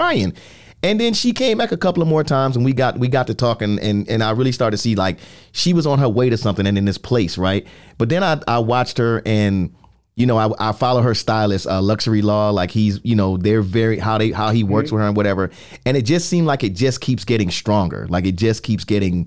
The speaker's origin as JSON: {"language": "English", "town": "New York City", "region": "New York", "country": "United States", "said": "I'm from the Bronx."}